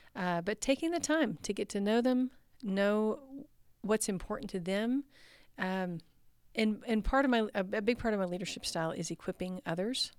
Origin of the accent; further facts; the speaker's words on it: Texas, United States; I grew up in the South. I grew up in Texas